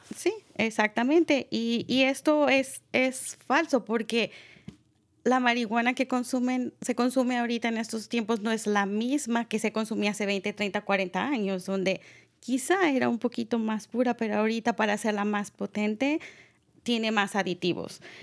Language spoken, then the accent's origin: Spanish; Mexico; now in Marin County, United States; yo soy mexicana